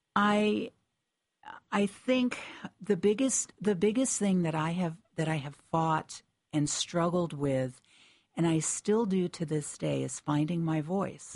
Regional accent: Connecticut, United States; I was born and raised in Connecticut

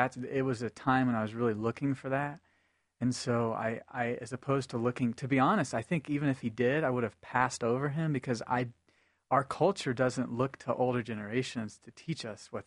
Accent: Nashville, Tennessee, United States; I grew up in Tennessee, which is the heart of the Bible Belt in Nashville

